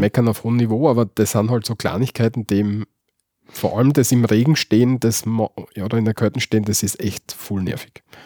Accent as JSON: {"language": "German", "country": "Austria", "also_born_or_lived": "Graz", "said": "bei uns in Österreich"}